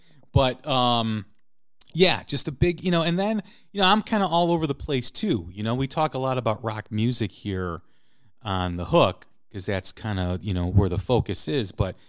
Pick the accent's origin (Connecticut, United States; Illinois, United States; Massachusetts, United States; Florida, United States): Illinois, United States; Chicago; very early influence, or very early, you know, incarnation of listening to the blues myself, you know, growing up in Chicago.